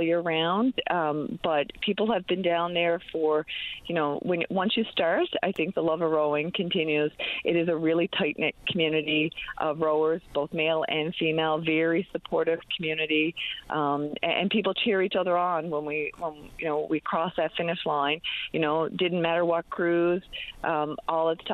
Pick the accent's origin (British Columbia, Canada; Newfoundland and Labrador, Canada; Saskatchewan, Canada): Newfoundland and Labrador, Canada; St. John's; I grew up right around Kittivitty Lake.